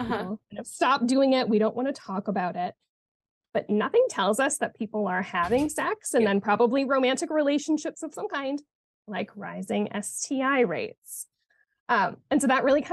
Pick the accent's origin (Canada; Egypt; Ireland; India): Canada; moved away as an adult; also born or lived in Montreal; now in Arizona, United States; I'm originally from Canada